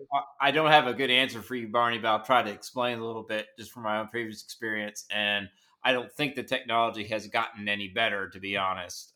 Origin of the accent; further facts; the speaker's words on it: Nashville, Tennessee, United States; I grew up in Nashville